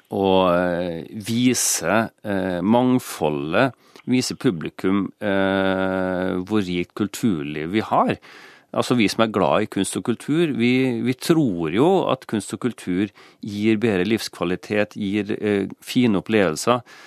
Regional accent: Kristiansund, Møre og Romsdal, Norway; moved away; Når jeg begynte å lese Dagbladet på 70-tallet, i min hjemby Kristiansund

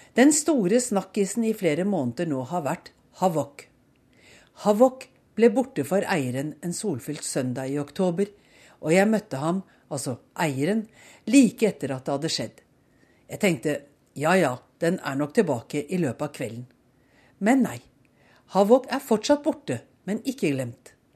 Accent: Norway; moved away as an adult; also born or lived in Oslo / Bærum; now in Bethesda, United States; Hjemme i Norge ville mange eiere, herunder undertegnede, ha følt behov for å unnskylde seg

